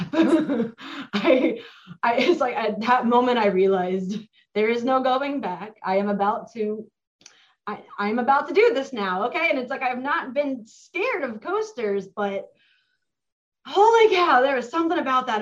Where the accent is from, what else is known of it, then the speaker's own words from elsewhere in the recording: Mason, Ohio, United States; I grew up in Mason. I've lived in or lived next to Kings Island my entire life